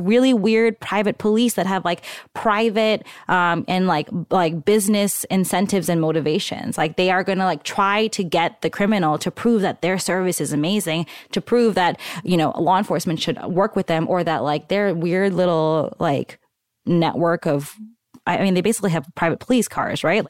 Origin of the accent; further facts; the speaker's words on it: New York, United States; now in Bay Area, United States; I was born in Queens